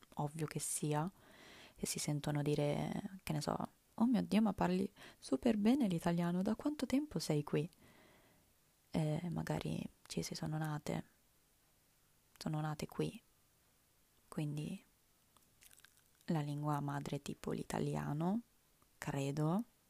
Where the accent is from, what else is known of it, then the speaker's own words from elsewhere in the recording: Italy; first language Italian; L'italiano è la mia lingua madre